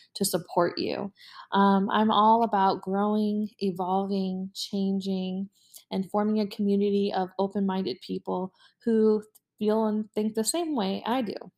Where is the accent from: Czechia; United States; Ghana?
United States; Orlando, Florida; I live in Florida, born and raised in Orlando